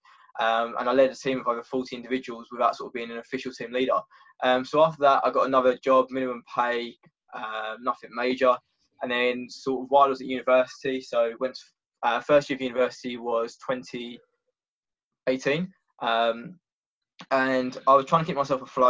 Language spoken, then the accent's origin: English; Essex, East of England, United Kingdom; moved away as an adult; now in Brighton, United Kingdom; originally I'm from Essex